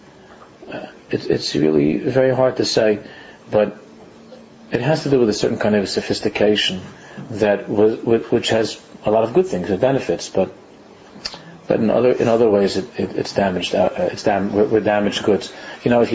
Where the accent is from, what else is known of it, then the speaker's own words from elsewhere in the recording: New York City, New York, United States; I grew up in Queens